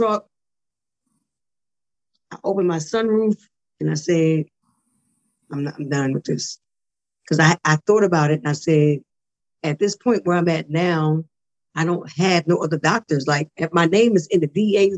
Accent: Philadelphia, Pennsylvania, United States; moved away as an adult; also born or lived in Detroit / Bristol, Pennsylvania; now in New Jersey, United States; I was born in Detroit, grew up in Philadelphia and moved to Bristol, Pennsylvania, then back to Philadelphia. So I'm a PA girl, really a Philly girl, because Philly raised me

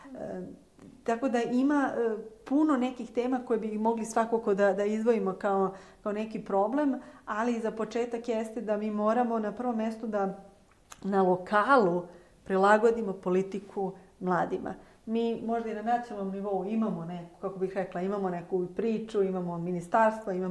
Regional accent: Čačak, Šumadija and Western Serbia, Serbia; ja sam iz Čačka

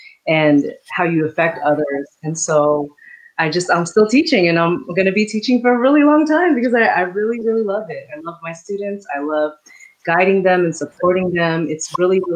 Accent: San Jose, California, United States; also born or lived in Quezon City, Philippines; I was born in Quezon City. Very, very proud to be born in the Philippines. I was raised in the Bay Area, specifically San Jose.

